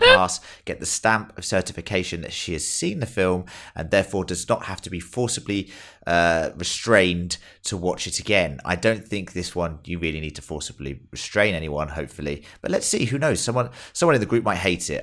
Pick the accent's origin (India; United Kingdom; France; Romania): United Kingdom; England; now in Australia; we're all English